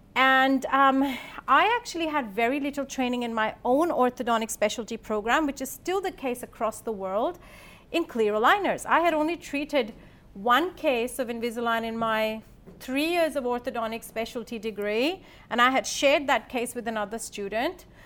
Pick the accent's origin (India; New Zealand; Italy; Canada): India; also born or lived in Sydney, Australia / Adelaide, Australia; now in Australia; I'm born and brought up in India